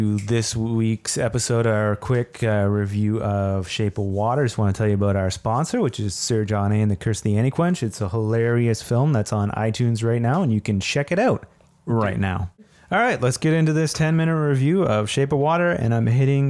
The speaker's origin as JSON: {"language": "English", "town": "Ottawa", "region": "Ontario", "country": "Canada", "said": "being from Ottawa"}